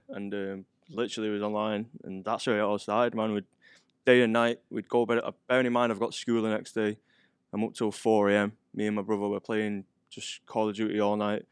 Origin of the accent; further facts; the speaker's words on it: Manchester, North West England, United Kingdom; moved away; from Gorton. It's got, a place called Gorton in Manchester